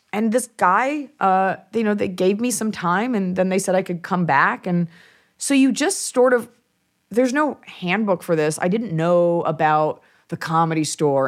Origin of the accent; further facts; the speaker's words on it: Dallas, Texas, United States; also born or lived in Los Angeles (born, presumably); family's from New York, but I'm from Dallas, Texas